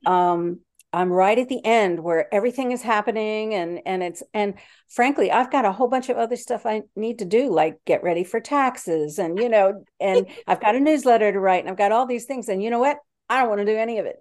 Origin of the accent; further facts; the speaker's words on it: DC suburbs, Maryland, United States; now in Yorktown, United States; I grew up in Maryland in the D C suburbs.